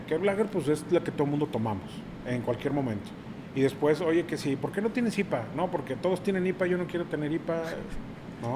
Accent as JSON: {"language": "Spanish", "region": "Mexico City", "country": "Mexico", "moved": "as an adult", "lives_now": "Monterrey, Mexico", "said": "Yo llegué a Monterrey, yo soy de la Ciudad de México. Llego a Monterrey hace 18 años"}